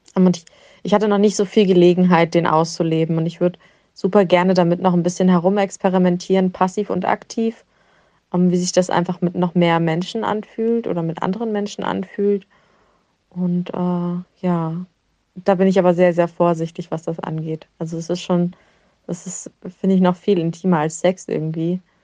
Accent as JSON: {"language": "German", "town": "Rostock", "region": "Mecklenburg-Vorpommern", "country": "Germany", "said": "Ich komme aus Rostock, bin 28 Jahre alt"}